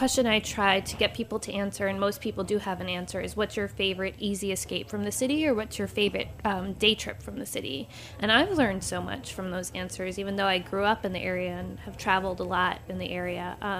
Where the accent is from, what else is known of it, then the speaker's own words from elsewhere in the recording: New York, United States; there wasn't really anything out there that addressed me as a New Yorker at the time, someone who's in my late 20s